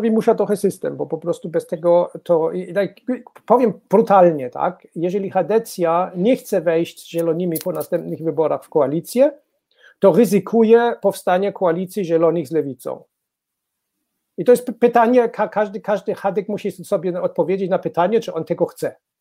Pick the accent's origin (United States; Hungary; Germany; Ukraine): Germany; Baden-Württemberg; Polish is a second language; w Badenii Wittenbergi, skąd, skąd pochodzę